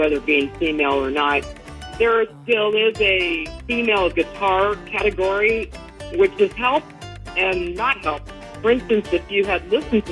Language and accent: English; Los Angeles, California, United States; I grew up in the Valley in North Hollywood.